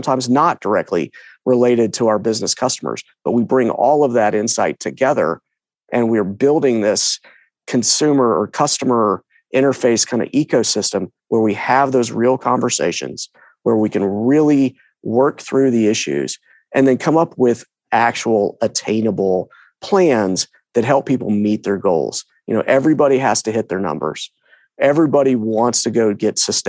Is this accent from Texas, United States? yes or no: yes; Katy, Texas, United States; moved away as an adult; also born or lived in Williamsburg, Virginia; I was born and raised in Houston, or a little town west. Well, it was little town called Katy, west of Houston